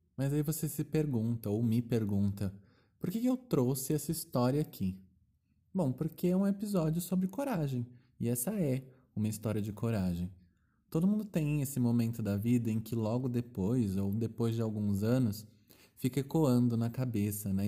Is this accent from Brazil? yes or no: yes; Brazil; eu sou brasileira